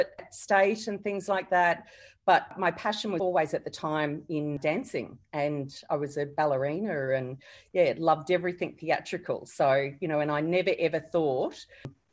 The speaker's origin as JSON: {"language": "English", "town": "Gold Coast", "region": "Queensland", "country": "Australia", "tie": "born or raised there", "also_born_or_lived": "Sydney", "said": "when I was about 5, we moved to the Gold Coast to run the Palm Beach Olympic pool. And that was my home for my childhood."}